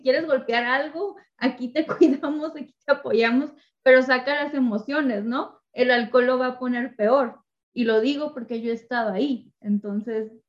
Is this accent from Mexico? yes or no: yes; Mexico; yo soy, mexicana, solo puedo hablar por mi cultura